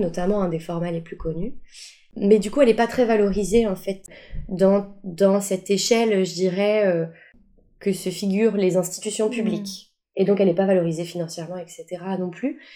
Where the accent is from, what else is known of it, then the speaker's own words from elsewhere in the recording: Paris, Île-de-France, France; also born or lived in Boullay-les-Troux; je viens de Paris, Paris 13e arrondissement et on vivait dans des grandes tours